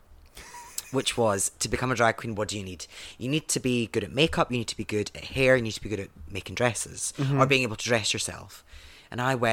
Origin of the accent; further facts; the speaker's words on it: Scotland, United Kingdom; moved away as an adult; now in Manchester, United Kingdom; I'm from Scotland